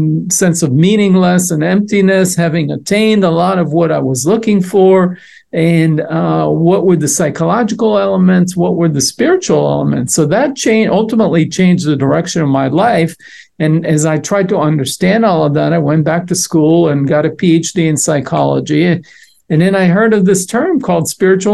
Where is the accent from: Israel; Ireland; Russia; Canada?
Israel; moved away; I was born and raised in Israel